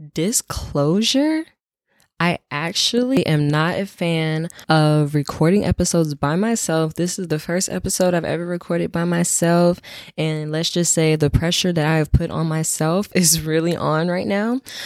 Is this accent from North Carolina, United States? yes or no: yes; North Carolina, United States; moved away as an adult; also born or lived in Ohio; now in Washington, D.C., United States; I'm from North Carolina. That is where I grew up. That's where I spent the most time. So that's my hometown